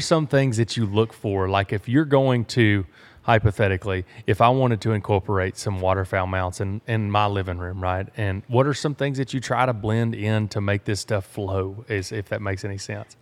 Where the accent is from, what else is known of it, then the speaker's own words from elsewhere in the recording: Sour Lake, Texas, United States; I'm from Sour Lake, Texas